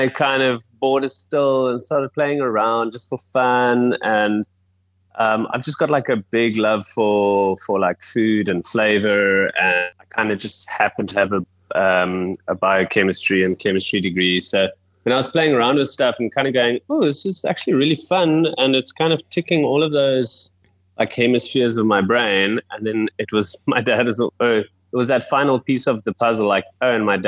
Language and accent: English; Wellington, Western Cape, South Africa; also born or lived in Johannesburg; I was born in Joburg, moved down to Wellington, which is a small town about an hour outside of Cape Town, when I was about 7. And then, yeah, I've been here in kind of the Western Cape for ever since then